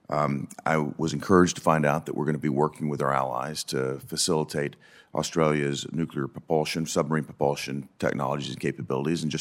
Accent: Tennessee, United States; As you know, my home state of Tennessee uh, is a hub of hospital management, and we see the problem uh, probably more clearly than any other state in the nation.

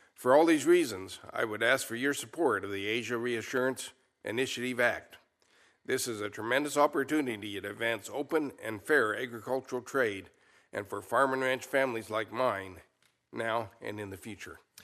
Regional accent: Molina, Colorado, United States; I'm a rancher from Molina, Colorado. Ours is a fourth generation mountain ranch

